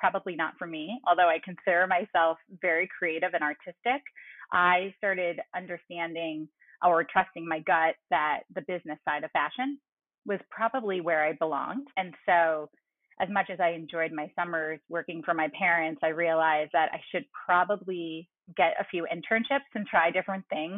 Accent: New York, United States; I'm a New Yorker, a true New Yorker. My family is all in this greater New York area.

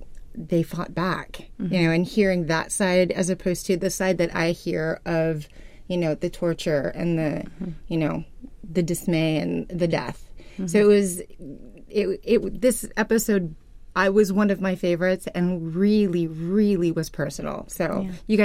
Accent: Philippines; my family, obviously I'm Filipino

